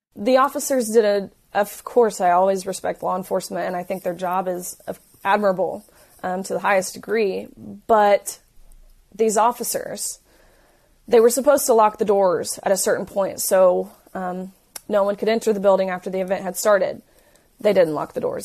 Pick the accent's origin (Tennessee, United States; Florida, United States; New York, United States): Tennessee, United States; I'm from Tennessee, so I, I knew you know, what I'm used to at home, the people, my community